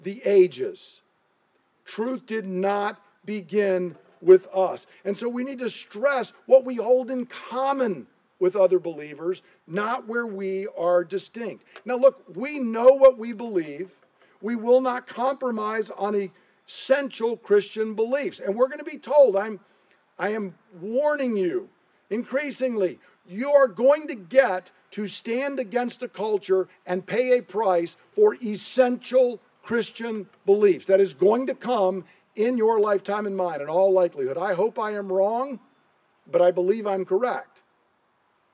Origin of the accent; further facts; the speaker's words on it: United States; I am an American